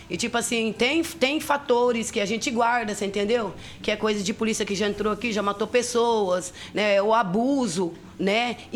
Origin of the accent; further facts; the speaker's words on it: Toledo, Paraná, Brazil; now in Londrina, Brazil; em Toledo, sou de Toledo.